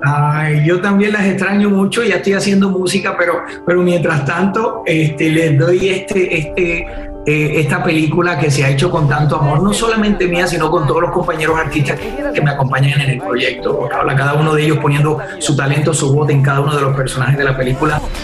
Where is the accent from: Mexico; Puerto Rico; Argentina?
Puerto Rico; soy de Puerto Rico